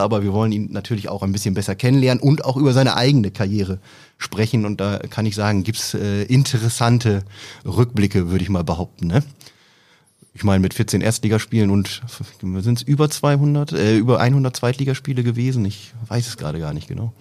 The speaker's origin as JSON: {"language": "German", "town": "Oldenburg", "region": "Lower Saxony", "country": "Germany", "said": "ich bin Oldenburger"}